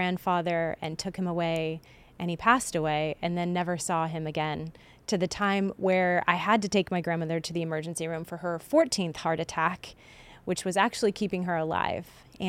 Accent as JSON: {"language": "English", "town": "Champaign", "region": "Illinois", "country": "United States", "tie": "born or raised there", "said": "Champaign, Illinois, which is my hometown"}